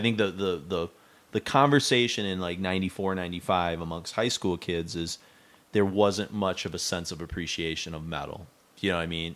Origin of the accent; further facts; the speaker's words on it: Mount Pleasant, Michigan, United States; we grew up in Mount Pleasant